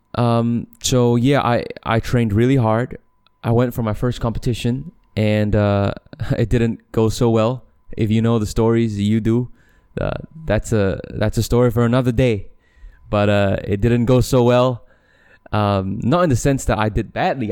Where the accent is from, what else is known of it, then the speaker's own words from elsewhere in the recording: Malaysia; also born or lived in Australia; I'm, I'm from Malaysia